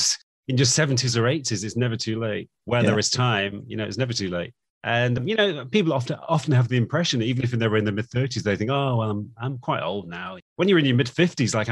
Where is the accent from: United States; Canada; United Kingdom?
United Kingdom; Manchester, North West England; moved away; I was born in Manchester in the UK, and that's where I lived away for quite a long time. But I came back to Manchester